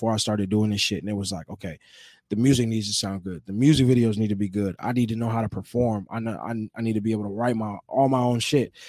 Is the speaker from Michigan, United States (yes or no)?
no; Oceanside, California, United States; I'm from Oceanside.